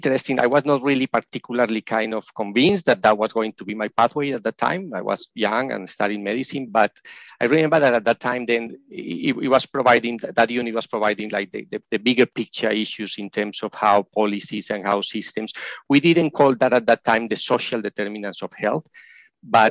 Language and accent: English; Colombia; moved away as an adult; now in Australia; I am originally from Colombia in South America, and I was trained as a medical practitioner there